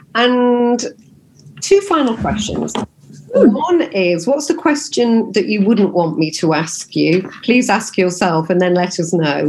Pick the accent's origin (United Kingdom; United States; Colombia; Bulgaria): United Kingdom; Nottingham, East Midlands; I'm from Nottingham